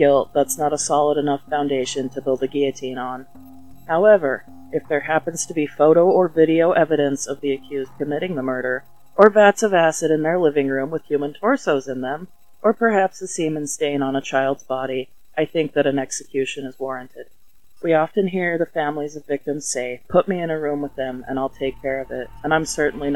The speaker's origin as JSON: {"language": "English", "region": "Utah", "country": "United States", "tie": "born or raised there", "said": "my home state of Utah"}